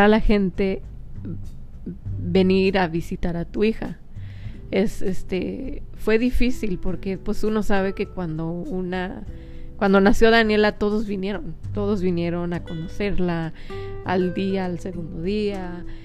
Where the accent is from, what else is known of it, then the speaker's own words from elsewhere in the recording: Mexico; somos mexicanos